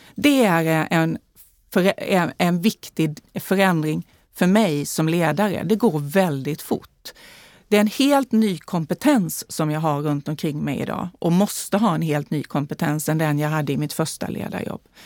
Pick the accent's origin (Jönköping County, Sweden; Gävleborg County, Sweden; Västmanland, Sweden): Jönköping County, Sweden; Värnamo; accent: Småland dialect; now in Stockholm, Sweden; Jag är ju född och uppvuxen i Småland, i Värnamo